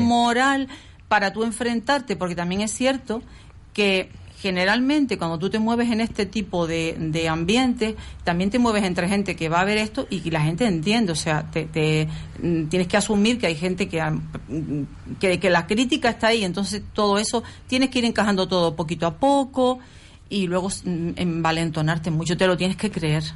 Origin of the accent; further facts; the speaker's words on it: Las Palmas de Gran Canaria, Canary Islands, Spain; Yo soy de la zona, yo nací en Princesa Guayarmina